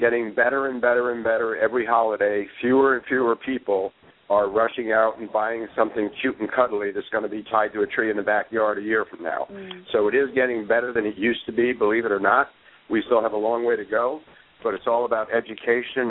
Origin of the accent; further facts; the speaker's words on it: Northwest New Jersey, United States; I'm just a simple country boy from Northwest New Jersey